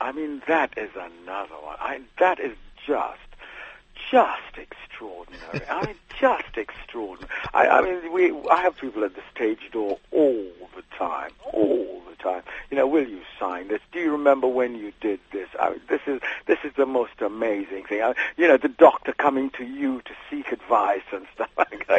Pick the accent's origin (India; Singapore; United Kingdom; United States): United Kingdom; you have to remember I'm a British actor who is an American actor, if you see what I mean.